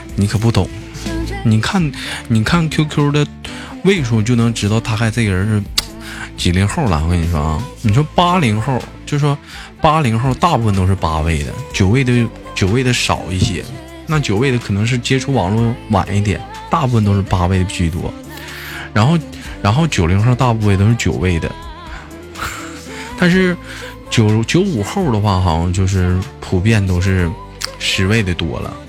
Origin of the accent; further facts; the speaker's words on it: Changchun, Jilin, China; also born or lived in Gongzhuling, Jilin; 我在吉林长市出生